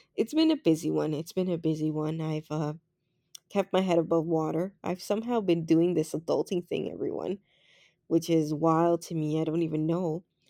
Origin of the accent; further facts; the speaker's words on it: Canada; as Canadian as I am